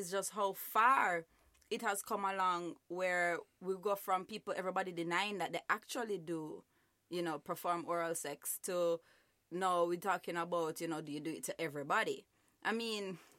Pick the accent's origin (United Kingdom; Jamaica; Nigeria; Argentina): Jamaica; growing up in Jamaica